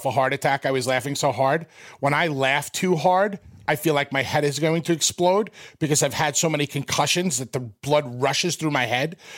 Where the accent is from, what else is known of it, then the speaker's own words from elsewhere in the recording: New York, United States; I'm from New York